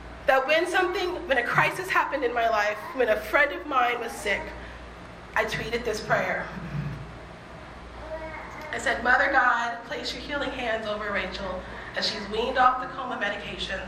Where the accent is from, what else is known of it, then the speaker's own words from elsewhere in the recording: the South, United States; also born or lived in Boston / Los Angeles; now in Pasadena, United States; I am from the South, and I am from a deeply evangelical tradition